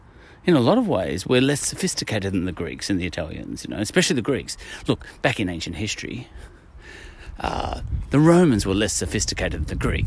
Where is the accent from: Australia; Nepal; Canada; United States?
Australia; I'm an Aussie, that means I'm an Anglo-Aussie